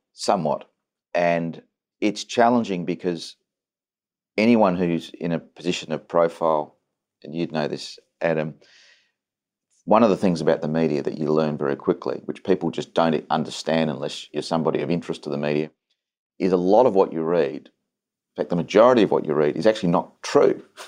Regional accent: Adelaide, South Australia, Australia; I'm an idiot from Adelaide.

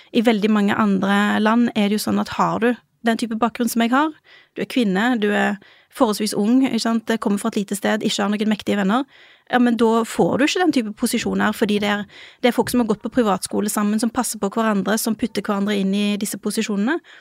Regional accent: Rogaland, Norway; moved away; Siden jeg kom fra Rogaland

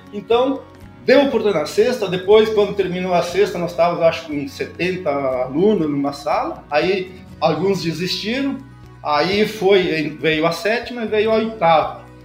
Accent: Protásio Alves, Rio Grande do Sul, Brazil; moved away; also born or lived in Nova Prata; eu sou natural de Nova Prata, na verdade, porque era distrito. Então, sou de Protásio Alves

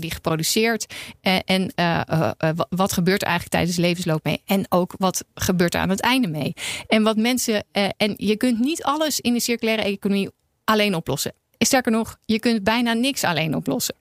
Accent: Netherlands; ik voel me wel een ontzettend bevoorrecht mens als Nederlander, maar ook als vrouw in Nederland

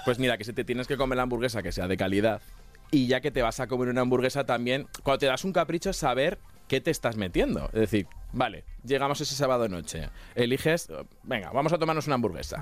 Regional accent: Castilla-La Mancha, Spain; soy de Castilla-La Mancha, que allí somos chiquiticos.

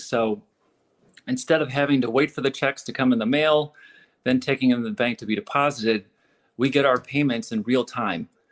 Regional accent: St. Louis, Missouri, United States; growing up in St. Louis, coming back here after spending, you know, seven seven years away from St. Louis

